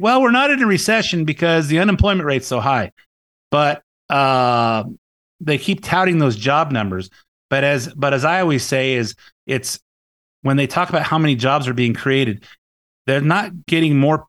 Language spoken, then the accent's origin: English; Lakewood, California, United States; I grew up in Lakewood, in uh, the Long Beach area, L.A. County